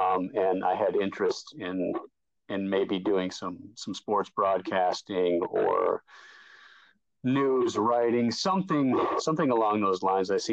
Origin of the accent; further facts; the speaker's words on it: Blooming Prairie, Minnesota, United States; moved away; I'm from Blooming Prairie.